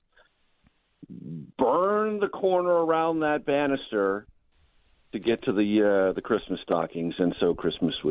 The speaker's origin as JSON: {"language": "English", "town": "San Diego", "region": "California", "country": "United States", "tie": "born or raised there", "said": "I was a child growing up in San Diego"}